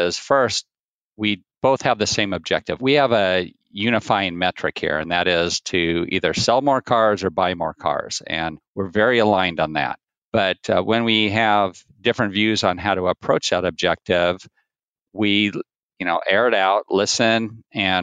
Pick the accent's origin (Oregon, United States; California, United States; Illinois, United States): Oregon, United States; Portland; I grew up in Portland, Oregon on a farm, a raspberry and strawberry farm